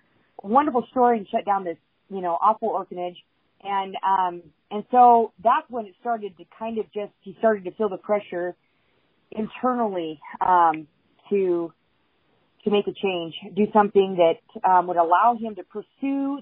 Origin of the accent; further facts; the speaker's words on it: Southern California, United States; I'm from Southern California